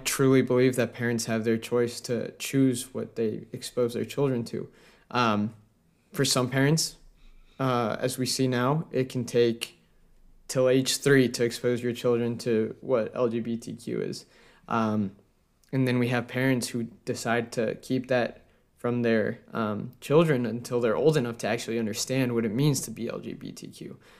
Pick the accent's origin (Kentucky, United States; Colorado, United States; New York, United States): Colorado, United States; this is a great example from my home state in Colorado.